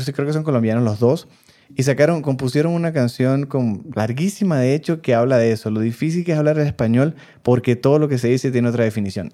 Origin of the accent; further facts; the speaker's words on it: Venezuela; now in Mexico; nosotros los venezolanos